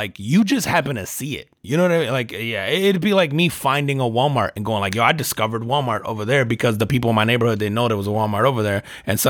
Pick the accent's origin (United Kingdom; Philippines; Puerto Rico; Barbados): Puerto Rico; as a Puerto Rican, right? Like, as an American, as a Puerto Rican